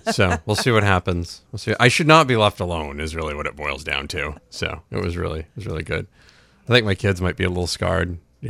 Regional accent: Rumford, Maine, United States; born there; I was born in Rumford. I can say whatever I want about it.

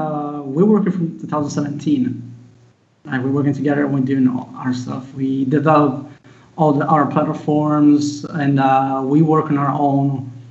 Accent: Italy; English is a second language

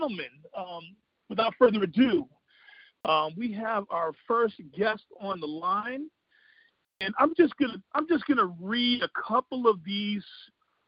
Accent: Proviso East High School, Illinois, United States; I come from Proviso East High School. I'm an 86 grad at Proviso East

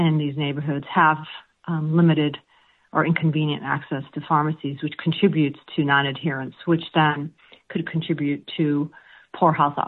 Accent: Chicago, Illinois, United States; accent: American; also born or lived in Palestine; Yes, I immigrated to Chicago when I was two.

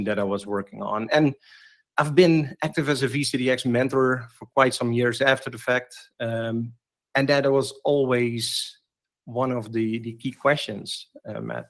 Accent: Netherlands; here in the Netherlands, which is actually pretty close to my hometown

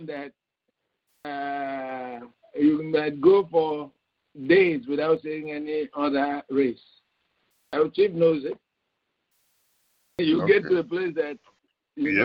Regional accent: Nigeria; now in United States; I'm from Nigeria, wife is from Zimbabwe

